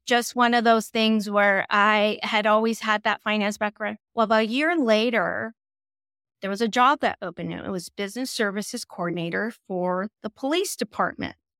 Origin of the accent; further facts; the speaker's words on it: Los Angeles, California, United States; growing up in East Los Angeles